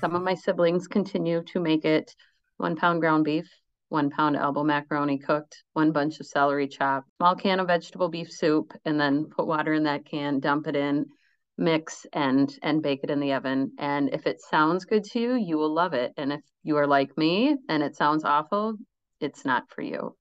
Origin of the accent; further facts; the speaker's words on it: Minnesota, United States; I grew up in Minnesota.